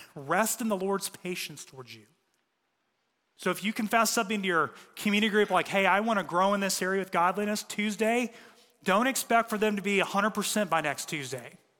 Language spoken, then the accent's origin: English; United States; we're American